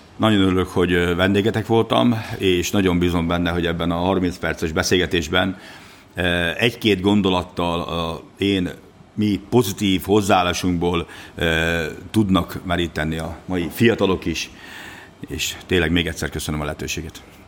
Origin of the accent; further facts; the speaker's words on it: Hungary; mi magyar vállalkozók